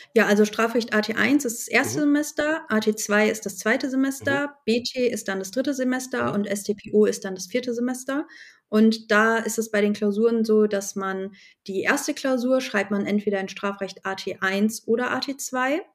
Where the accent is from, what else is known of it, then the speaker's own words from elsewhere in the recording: Hesse, Germany; bei uns in Hessen